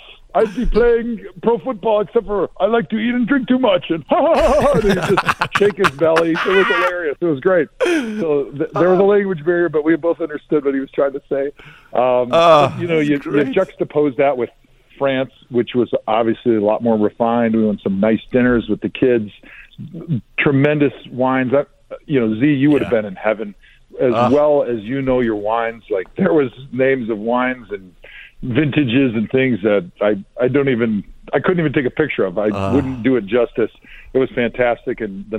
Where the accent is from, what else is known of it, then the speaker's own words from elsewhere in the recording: Milwaukee, Wisconsin, United States; I grew up in Milwaukee, which is heavily German. There's a little Polish, but it's mostly German.